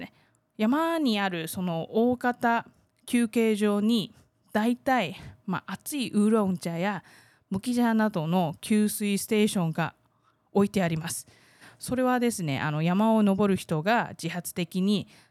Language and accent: Japanese; Taiwan; 台湾生まれ台湾育ち